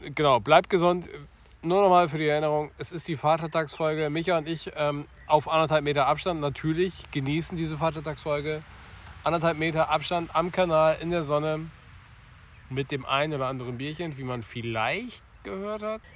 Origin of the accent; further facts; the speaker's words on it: Wilhelmshaven, Lower Saxony, Germany; Wilhelmshaven, wer aufgepasst hat, meine Heimatstadt